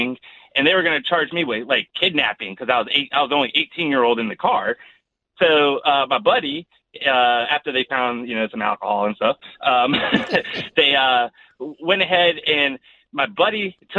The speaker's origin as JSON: {"language": "English", "town": "Virginia Beach", "region": "Virginia", "country": "United States", "said": "we're from Virginia Beach."}